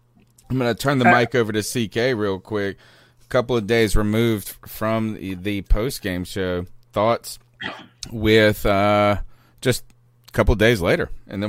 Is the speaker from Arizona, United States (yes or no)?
no; Winterville, North Carolina, United States; accent: Southerner; I'm from Winterville